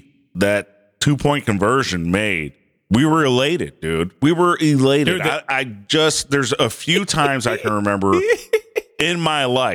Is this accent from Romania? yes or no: no; Detroit, Michigan, United States; now in Grand Rapids, United States; I'm from Detroit.